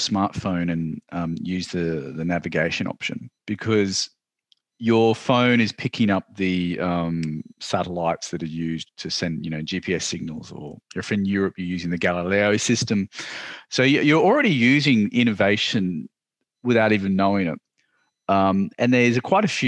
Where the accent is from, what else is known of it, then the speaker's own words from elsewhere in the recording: Australia; I am from Australia